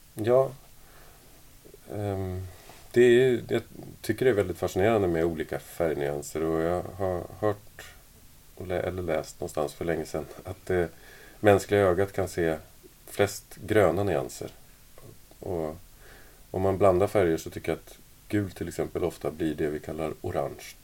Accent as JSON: {"language": "Swedish", "country": "Sweden", "moved": "yes", "lives_now": "Denmark", "said": "jag är ju från Sverige från mm. början och så, nu bor jag i Danmark"}